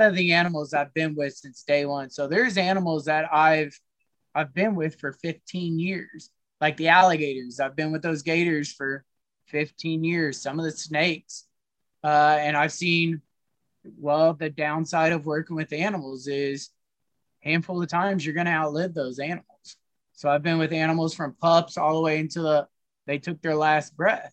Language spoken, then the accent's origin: English; Columbia, Missouri, United States; I grew up and I was raised in Columbia, Missouri.